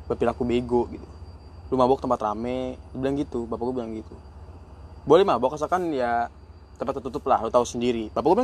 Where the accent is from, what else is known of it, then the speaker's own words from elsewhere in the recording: North Sumatra, Indonesia; gue kan orang Batak ya namanya orang Batak pasti kalau ada acara